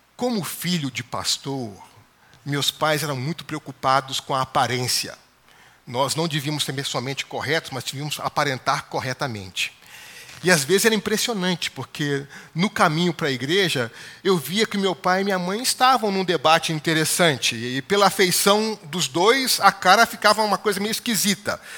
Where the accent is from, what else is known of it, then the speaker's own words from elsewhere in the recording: Baixada Fluminense, Rio de Janeiro, Brazil; eu cresci na Baixada Fluminense, no Rio de Janeiro